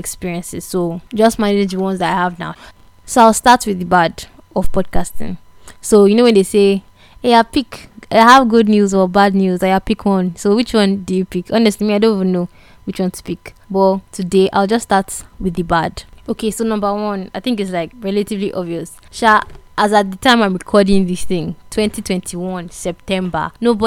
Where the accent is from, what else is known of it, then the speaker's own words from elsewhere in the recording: Nigeria; a Nigerian podcaster